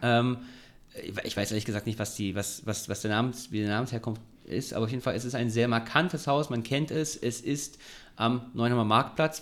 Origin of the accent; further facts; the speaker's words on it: Ulm, Baden-Württemberg, Germany; now in Heidelberg, Germany; Ich bin in Ulm groß geworden